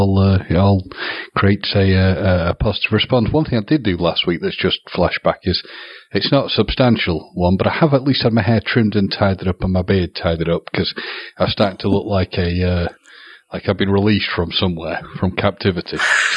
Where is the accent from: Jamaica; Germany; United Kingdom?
United Kingdom; The positive thing of being very British is we've at least had some nice weather